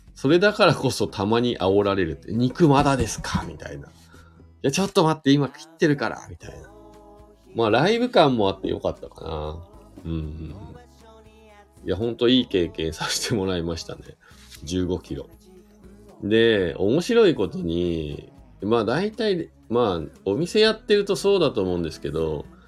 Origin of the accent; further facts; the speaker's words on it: Shizuoka, Japan; moved away as an adult; now in Hakuba, Japan; 僕、静岡県出身なんで富士山がね、いつも目の前にあるところで生まれ育った